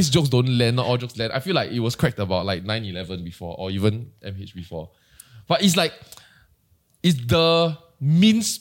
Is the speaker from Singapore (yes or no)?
yes; Singapore; As a Singaporean, you can voice any form of your opinion.